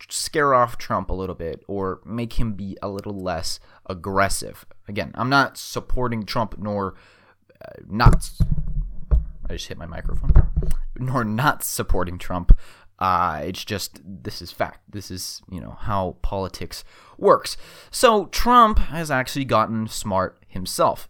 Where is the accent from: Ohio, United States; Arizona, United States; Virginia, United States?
Arizona, United States; Phoenix; my hometown of Phoenix